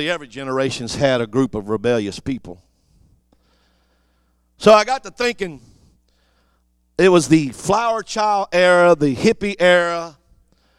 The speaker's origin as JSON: {"language": "English", "area": "Cajun", "region": "Louisiana", "country": "United States", "said": "I'm Cajun"}